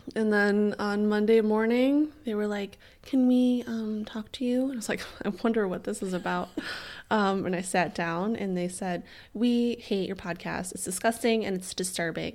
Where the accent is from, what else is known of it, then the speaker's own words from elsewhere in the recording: Chicago, Illinois, United States; I'm from the Chicago area